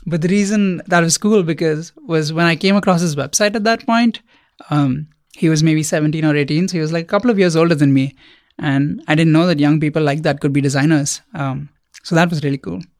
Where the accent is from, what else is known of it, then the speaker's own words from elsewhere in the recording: India; moved away as an adult; now in United States; I grew up in India.